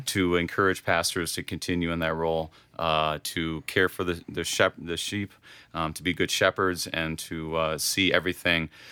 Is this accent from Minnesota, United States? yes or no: yes; Wadena, Minnesota, United States; now in Sartell, United States; I grew up in Wadena.